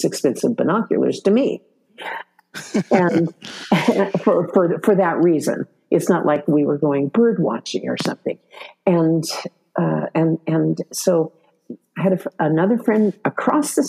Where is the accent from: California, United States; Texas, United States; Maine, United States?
California, United States; San Diego; also born or lived in Pasadena, California; in San Diego, which is my hometown